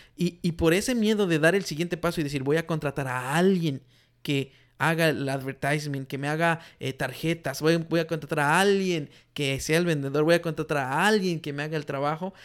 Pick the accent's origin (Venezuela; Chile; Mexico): Mexico; now in United States; de donde yo vengo en México, la mayoría de mujeres no trabaja